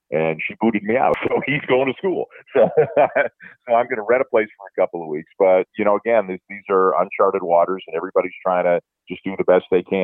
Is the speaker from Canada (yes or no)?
yes; Canada; I love being Canadian.